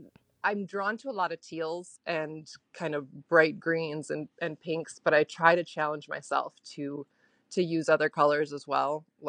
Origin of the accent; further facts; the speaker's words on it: Montana, United States; also born or lived in England / Azores / North Dakota; now in St. Paul, United States; Originally, I'm from Montana. And then I went to school in Bemidji.